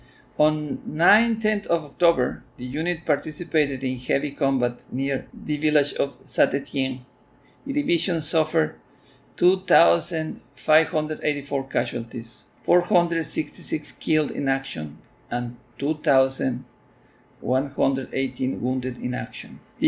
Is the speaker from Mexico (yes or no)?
yes; Mexico; first language Spanish; English is a second language; now in Texas, United States; I would describe myself as Mexican because I was born in Mexico. But that doesn't mean I forfeit my identity as Texan. In fact, I hold dual citizenship.